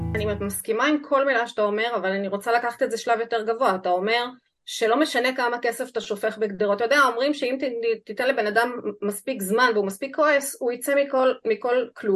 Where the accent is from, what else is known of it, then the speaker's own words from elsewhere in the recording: Israel; אני נולדתי כאן